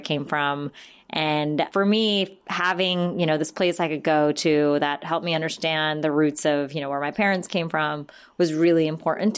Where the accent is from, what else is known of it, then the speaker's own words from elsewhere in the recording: United States; I'm Indian American. My parents immigrated to the States in the 70s